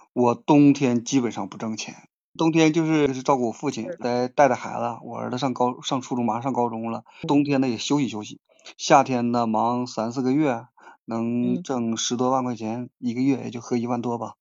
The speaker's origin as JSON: {"language": "Chinese", "town": "Hegang", "region": "Heilongjiang", "country": "China", "tie": "born or raised there", "said": "鹤岗土生土长的鹤岗人"}